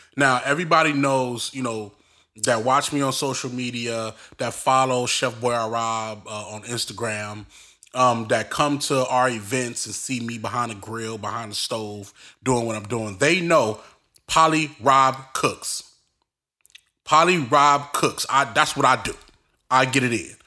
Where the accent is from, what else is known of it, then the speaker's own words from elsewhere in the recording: Belize; we're from Belize